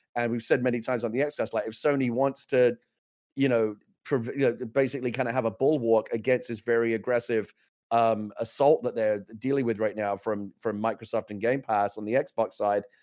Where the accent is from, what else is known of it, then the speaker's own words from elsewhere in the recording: England, United Kingdom; now in United States; I came to America as an English person